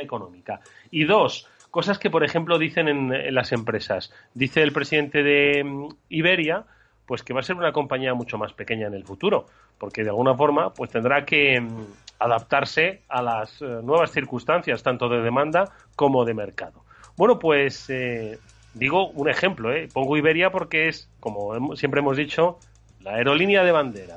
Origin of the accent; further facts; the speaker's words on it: Madrid, Community of Madrid, Spain; also born or lived in Extremadura; no voy a decir que soy madrileño, voy a sacar mis, mis ancestros extremeños